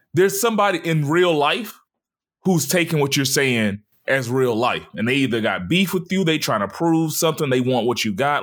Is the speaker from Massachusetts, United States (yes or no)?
no; Mobile, Alabama, United States; born or raised there; moved away